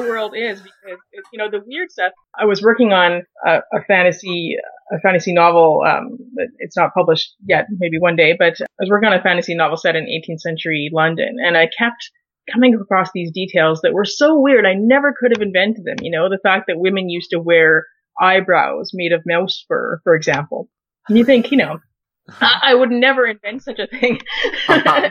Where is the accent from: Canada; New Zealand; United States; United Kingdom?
Canada; being Canadian